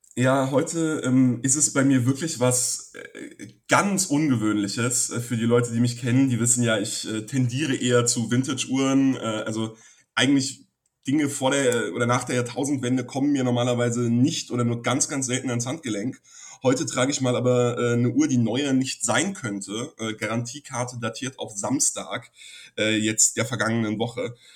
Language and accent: German; Frankfurt, Hesse, Germany; Ich als Frankfurter, der ja ähm, sogar im gleichen Stadtteil groß geworden ist